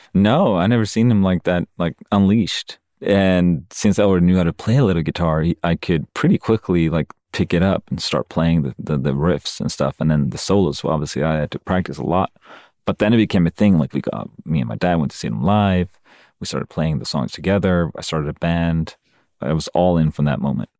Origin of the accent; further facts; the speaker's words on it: Sweden; moved away as an adult; now in United States; when I'm in Sweden, my home country